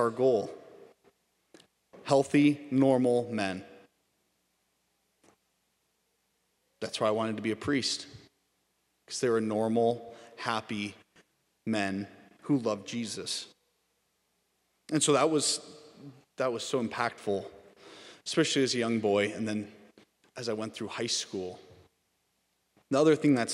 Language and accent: English; Torrington, Wyoming, United States; moved away as an adult; also born or lived in Washington, D.C.; grew up in Torrington, Wyoming